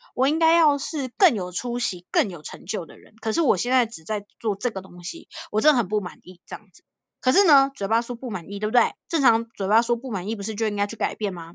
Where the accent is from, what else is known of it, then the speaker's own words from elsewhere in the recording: Taiwan; 你，你从台，台湾来啊